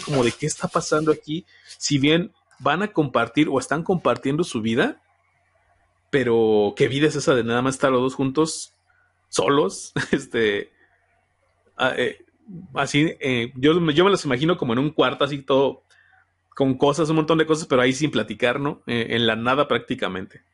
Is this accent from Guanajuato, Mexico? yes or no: yes; Celaya, Guanajuato, Mexico; yo soy aquí de Celaya, Guanajuato